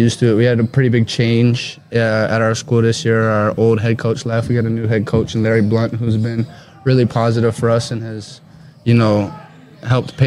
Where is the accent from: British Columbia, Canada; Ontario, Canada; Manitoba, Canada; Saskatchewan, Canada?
Ontario, Canada; Kingston; I'm from Kingston, Ontario. It's a little city in between Toronto and Ottawa in Ontario, Canada